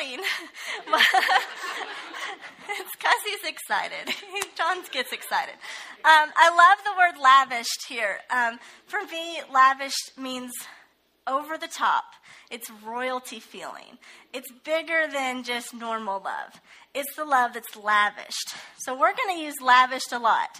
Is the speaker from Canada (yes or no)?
no; Ohio, United States; moved away as an adult; I'm actually originally from Ohio